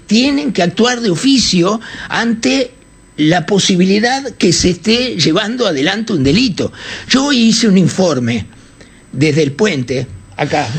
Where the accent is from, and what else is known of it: Uruguay